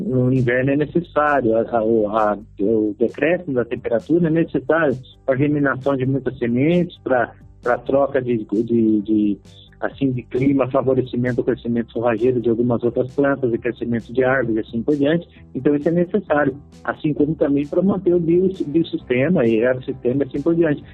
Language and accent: Portuguese; Botucatu, São Paulo, Brazil; Foi um pequeno sítio na cidade de Botucatu, onde eu nasci.